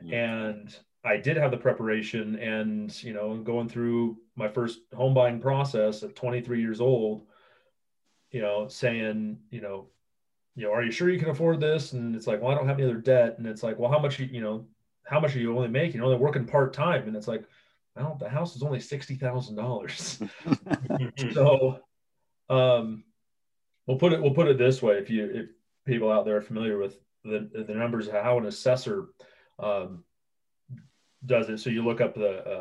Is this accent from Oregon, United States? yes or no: yes; Oregon, United States; moved away as an adult; now in Idaho, United States; I was born and raised in Oregon